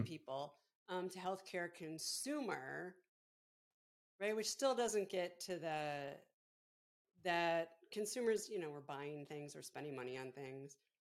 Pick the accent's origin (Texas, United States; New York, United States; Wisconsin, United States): New York, United States; Buffalo; moved away; we grew up outside of Buffalo, so not so far from Pittsburgh